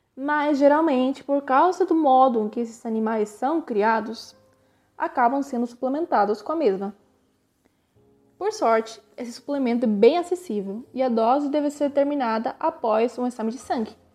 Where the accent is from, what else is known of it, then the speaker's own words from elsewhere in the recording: Argentina; also born or lived in Brazil; now in Córdoba, Argentina; sou argentina e metade brasileira